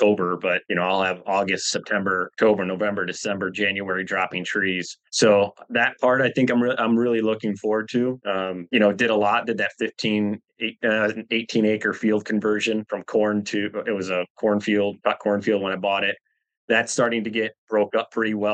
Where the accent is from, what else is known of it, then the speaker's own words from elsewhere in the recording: Michigan, United States; Born and raised in Michigan.